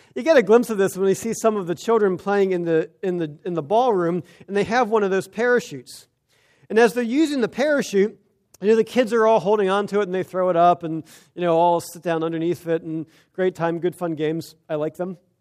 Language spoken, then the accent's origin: English; United States; We as Americans, as American Christians